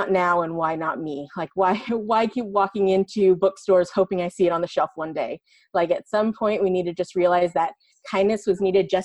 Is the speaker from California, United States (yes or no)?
yes; San Francisco Bay Area, California, United States; moved away as an adult; I was born and raised in the San Francisco Bay Area, and so I saw, you know, firsthand for 20 years that I lived there